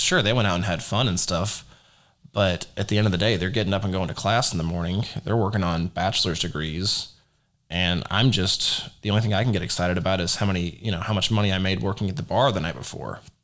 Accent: Rockwall, Texas, United States; I was born in Rockwall, Texas, which is a little suburb outside of Dallas

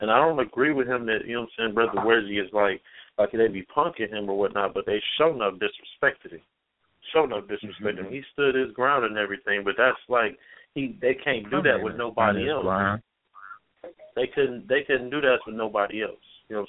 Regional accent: Canton, Ohio, United States; I'm from Canton, Ohio, and you know what I'm saying. It's one of the worst, you know what I'm saying, small cities as far as crime rate.

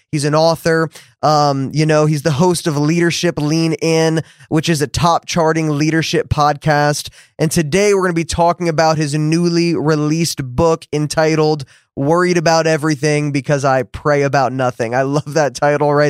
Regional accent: New Jersey, United States; now in Dallas, United States; I grew up in New Jersey

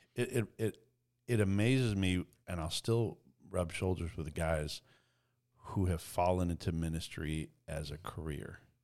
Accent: Eastern Canada, Canada; I grew up in Eastern Canada

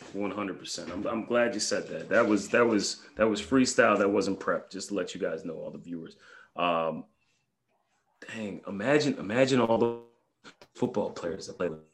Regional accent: New York, United States; I'm a New Yorker

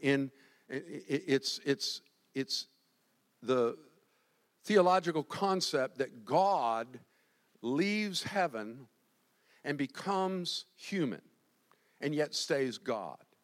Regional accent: Winter Park, Florida, United States; I'm growing up in Winter Park, first generation Floridian

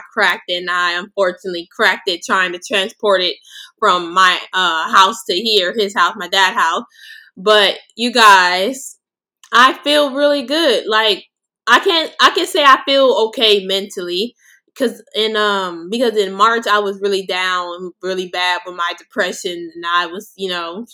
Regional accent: Los Angeles, California, United States; also born or lived in Inglewood, California; I grew up and been raised in Los Angeles, California

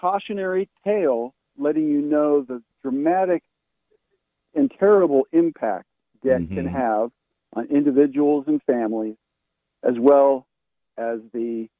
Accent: West Coast, United States; I grew up on the West Coast

